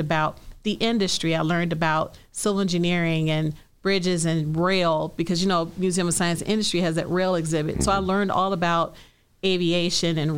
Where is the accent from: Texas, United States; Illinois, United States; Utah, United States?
Illinois, United States; Chicago; I was born and raised in Chicago.